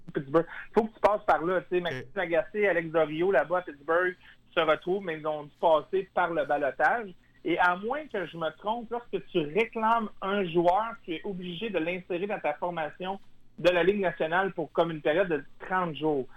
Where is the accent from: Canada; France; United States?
Canada; Quebec; je viens de Québec